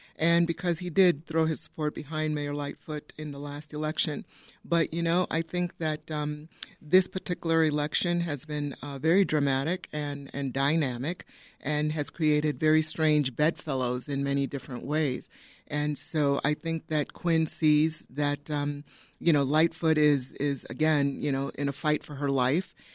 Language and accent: English; Downers Grove, Illinois, United States; I grew up in Downers Grove, went to Downers Grove South.